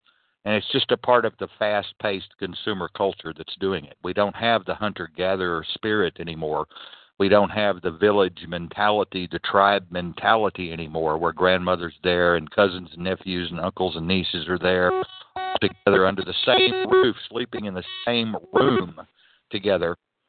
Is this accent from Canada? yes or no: yes; Canada; now in United States; I'll just stick with the U.S. because I'm here most of the time. Sometimes I'm Canada, but I'm from Canada back here.